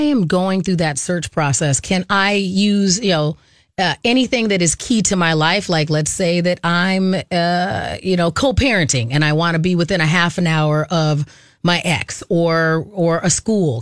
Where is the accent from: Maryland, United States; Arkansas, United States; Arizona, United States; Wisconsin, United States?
Arizona, United States; moved away; I grew up in Arizona